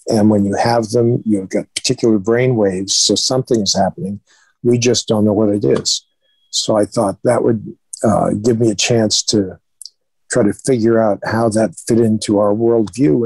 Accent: Springfield, Massachusetts, United States; also born or lived in Boston, Massachusetts; I was born in Boston, Massachusetts. Uh, and when I was one, my parents moved to Springfield, Mass

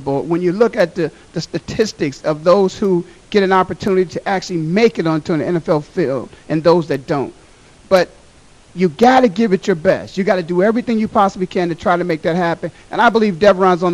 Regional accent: Canton, Ohio, United States; my hometown, the Pro Football Hall of Fame, city of Canton, Ohio.

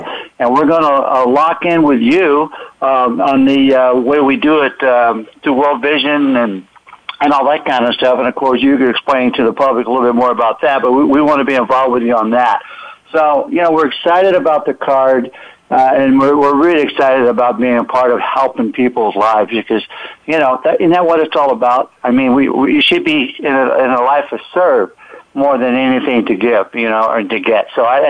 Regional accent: Pensacola, Florida, United States; born there; also born or lived in Alabama / Georgia / North Carolina / South Carolina; I'm from the South, Eric. I was born in Pensacola, Florida. I lived in Alabama, Georgia, North Carolina, South Carolina, and all those places.

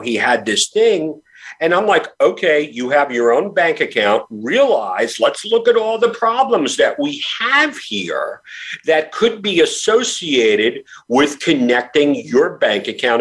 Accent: New York, United States; when I was a kid growing up in New York, I graduated high school in 1985

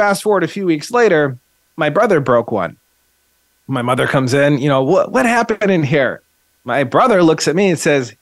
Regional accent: Eugene, Oregon, United States; I grew up in Eugene

